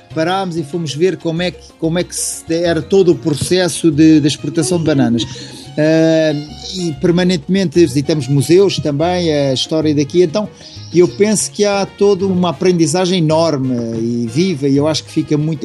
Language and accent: Portuguese; Lisbon, Portugal; eu sou de Lisboa, mas os meus pais são do Alentejo